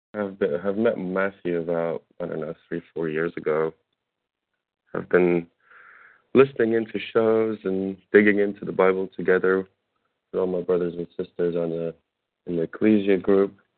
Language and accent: English; Russia; English is a second language; also born or lived in Germany; now in United Kingdom; I'm half half Russian, half German. I was born in Russia. At the moment, I'm located in Great Britain.